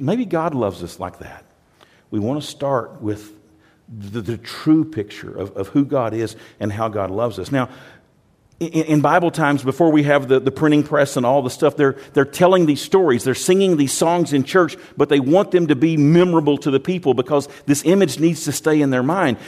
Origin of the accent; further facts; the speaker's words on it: United States; I'm from America